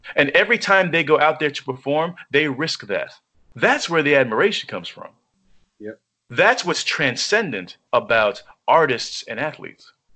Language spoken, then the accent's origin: English; New York, United States; as a New Yorker